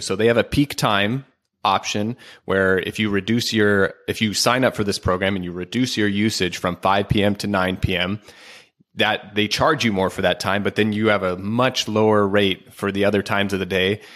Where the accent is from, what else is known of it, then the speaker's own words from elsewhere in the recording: Oregon, United States; I'm from Oregon